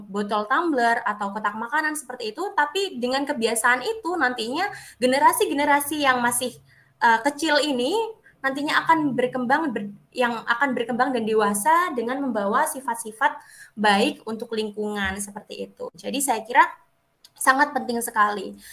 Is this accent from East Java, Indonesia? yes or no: yes; Banyuwangi, East Java, Indonesia; Kalau di Banyuwangi sendiri ya kak ya, karena saya orang Banyuwangi nih kak Dinda dan kak Dewi.